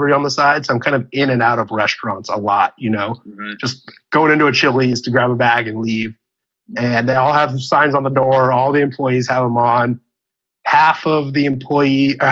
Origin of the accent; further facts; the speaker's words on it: Illinois, United States; moved away; also born or lived in California; I was originally from Illinois